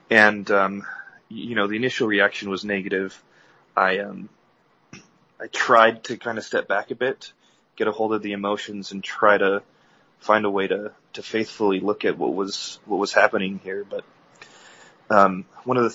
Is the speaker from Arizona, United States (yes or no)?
yes; Mesa, Arizona, United States; Um, I'm from Mesa, Arizona. I, uh, born and raised in the church.